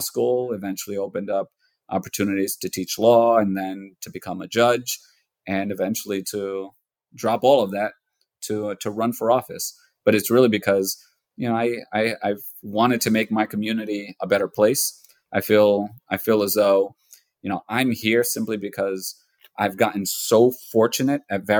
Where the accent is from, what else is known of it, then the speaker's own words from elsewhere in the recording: United States; I was born here in the United States. I was born a year after my parents came over. And so I'm a natural born citizen of the United States, but I was raised in an immigrant household, raised in an immigrant community.